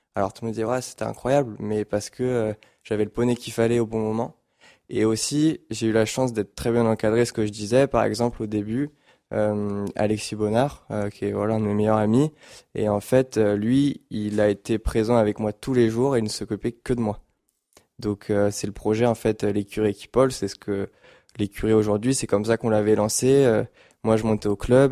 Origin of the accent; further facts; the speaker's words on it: Paris region, Île-de-France, France; au début, on habitait à Paris, on a déménagé en région parisienne, ici justement